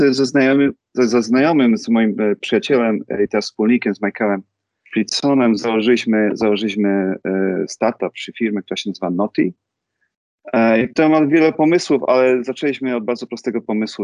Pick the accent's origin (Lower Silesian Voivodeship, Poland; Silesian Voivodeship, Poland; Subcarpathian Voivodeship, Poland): Subcarpathian Voivodeship, Poland; Rzeszów; moved away as an adult; also born or lived in Warsaw / London; now in United States; ja jestem z Rzeszowa, jestem, jestem Polakiem z Rzeszowa